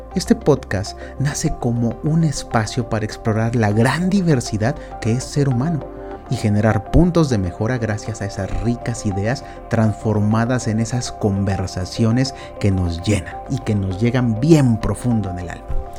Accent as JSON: {"language": "Spanish", "country": "Mexico"}